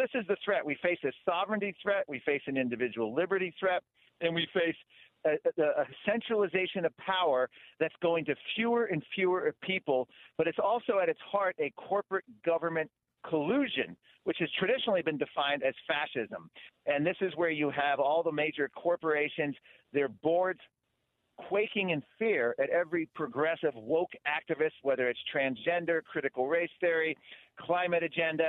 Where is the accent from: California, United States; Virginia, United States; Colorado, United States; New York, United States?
Virginia, United States; I'm from Virginia